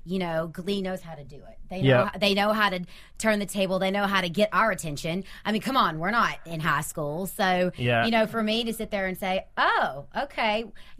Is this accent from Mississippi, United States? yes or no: yes; Mississippi, United States; Granted, I'm not from Tennessee. I'm from Mississippi.